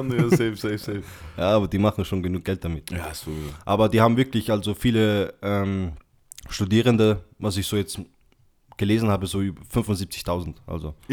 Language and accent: German; Austria; ich bin Österreicher, Freund.